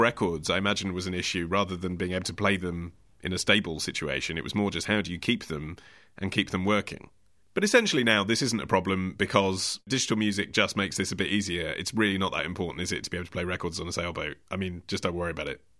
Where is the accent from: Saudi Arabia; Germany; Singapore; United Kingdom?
United Kingdom; England; I'm English.